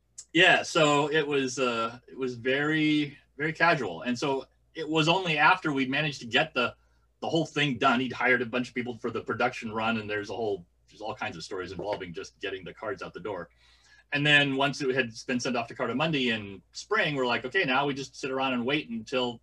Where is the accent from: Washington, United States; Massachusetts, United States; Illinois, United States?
Washington, United States; Walla Walla; born or raised there; moved away